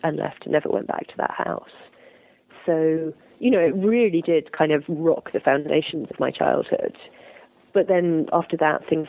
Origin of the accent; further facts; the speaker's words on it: United Kingdom; I'm a British journalist